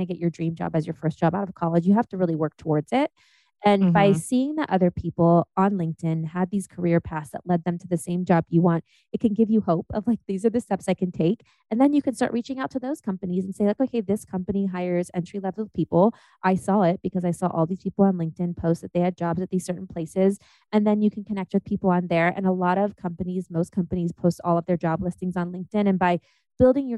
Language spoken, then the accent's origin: English; Ohio, United States; moved away; also born or lived in Germany; I'm from Ohio.